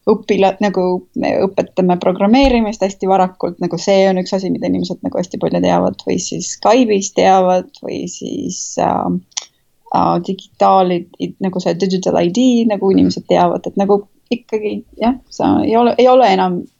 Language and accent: Estonian; Estonia; moved away; ma olen eestlane